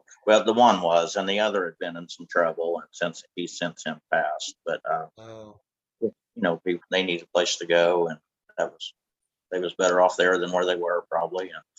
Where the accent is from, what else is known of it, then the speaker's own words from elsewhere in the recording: California, United States; growing up in California